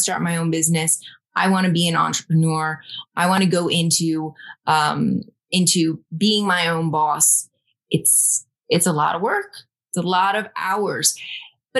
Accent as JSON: {"language": "English", "town": "Rome", "region": "New York", "country": "United States", "also_born_or_lived": "Dominican Republic", "moved": "as an adult", "said": "I am originally from Rome, New York, little small town in upstate New York."}